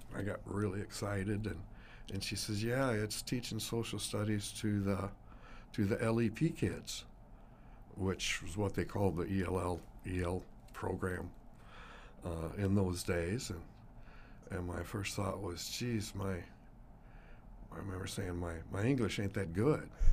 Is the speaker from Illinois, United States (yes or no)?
no; Sioux Falls, South Dakota, United States; I grew up right near Twentieth and Waltz and Sioux Falls